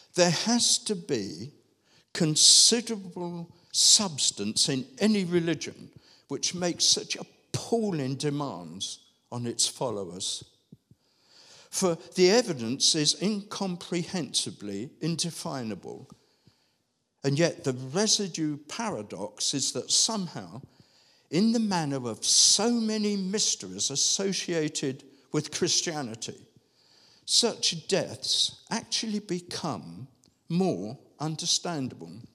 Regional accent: London, United Kingdom; As a child growing up in Southeast London

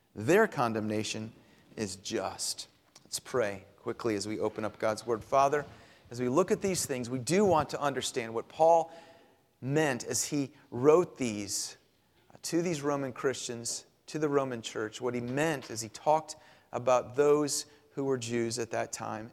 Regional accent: Clearwater, Florida, United States; moved away; growing up in Florida

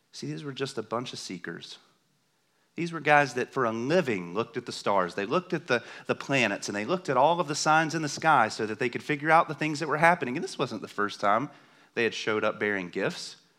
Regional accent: the South, United States; I'm from the South

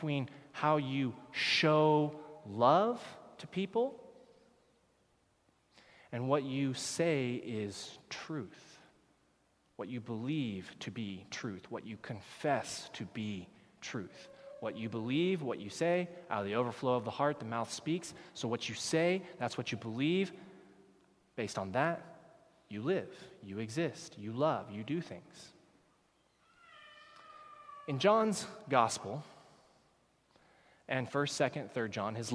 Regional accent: United States; moved away as an adult; now in Canada; I am from the United States

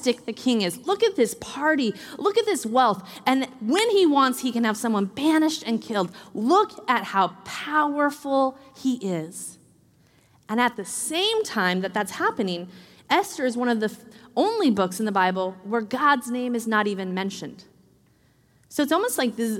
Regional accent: Washington, United States; I grew up in Washington, so it rains a lot typically

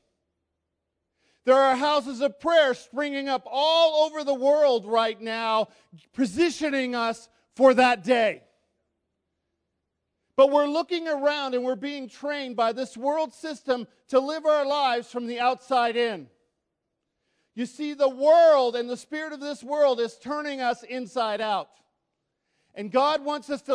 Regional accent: United States; I'm American

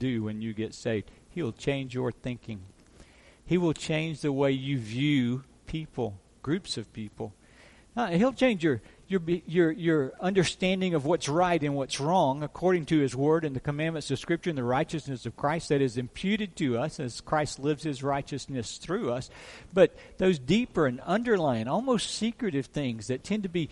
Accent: South Mississippi, United States; I was raised in South Mississippi.

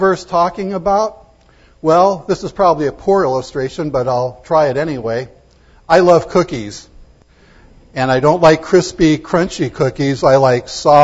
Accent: United States; I'm proud to be an American

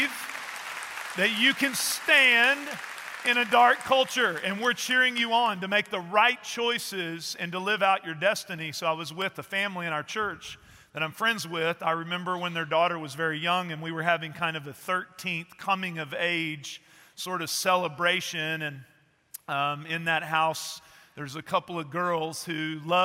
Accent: East Texas, United States; I grew up in East Texas

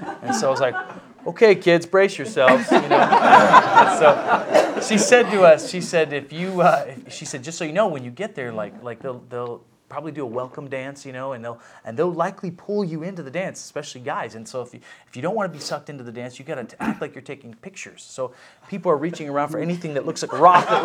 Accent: West Allegheny, Pennsylvania, United States; I grew up in West Allegheny in that area, so South Hills was new to me

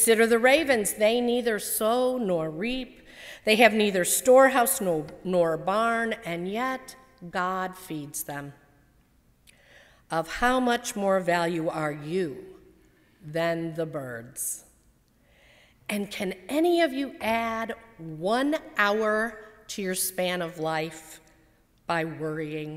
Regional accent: Arlington Heights, Illinois, United States; also born or lived in Rolling Meadows, Illinois; In fourth grade, we moved from Rolling Meadows to Arlington Heights

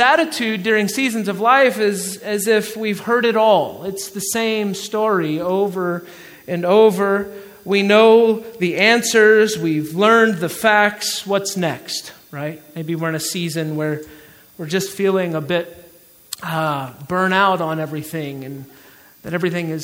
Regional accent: Georgia, United States; accent: Southern; moved away; I'm from Georgia. We call it soda or Coke where I'm from

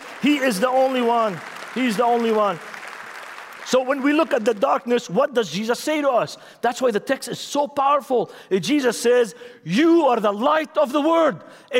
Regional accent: Beirut, Beirut Governorate, Lebanon; English is a second language; I'm from Lebanon. I'm from Beirut. I have issues. I have problems.

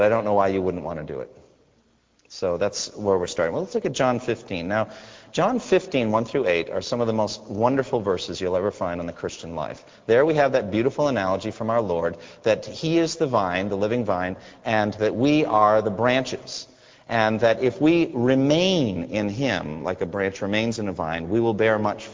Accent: United States; Being an American there

